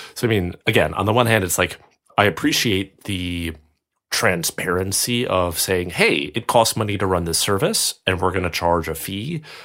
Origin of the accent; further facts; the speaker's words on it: United States; moved away as an adult; now in Europe; being American and having worked in American, uh, financial services and now living in Europe